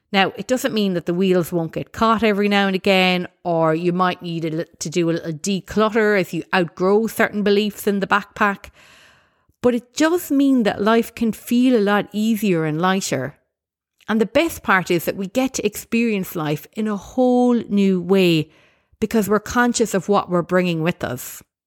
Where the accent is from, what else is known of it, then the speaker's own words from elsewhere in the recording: Ireland; as an Irish person, I know there's lots of great values that I've inherited from my background